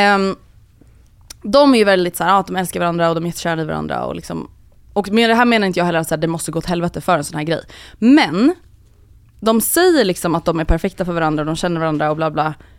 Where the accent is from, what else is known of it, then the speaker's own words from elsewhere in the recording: Sweden; vi svenskar